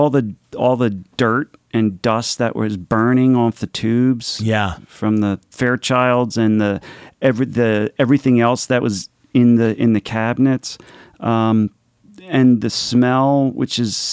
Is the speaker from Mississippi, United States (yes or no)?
no; Philadelphia, Pennsylvania, United States; So I'm Italian. I'm from Philadelphia.